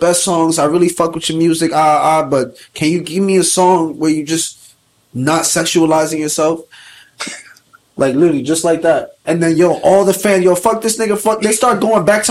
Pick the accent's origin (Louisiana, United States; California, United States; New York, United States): New York, United States; New York City; I'm from the Bronx